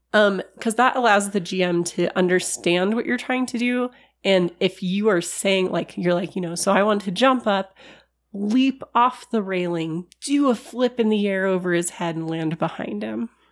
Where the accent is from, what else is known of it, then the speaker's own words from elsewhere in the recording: California, United States; accent: California; my California accent